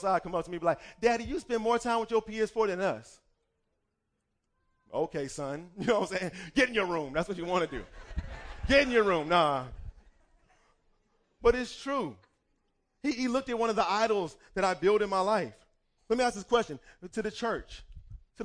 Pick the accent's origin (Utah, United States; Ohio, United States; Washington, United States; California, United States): Ohio, United States; Cleveland Heights; moved away; I remember growing up in high school. I wanted to try out for the basketball team, and we had an amazing basketball team. I'm from Cleveland Heights, Ohio.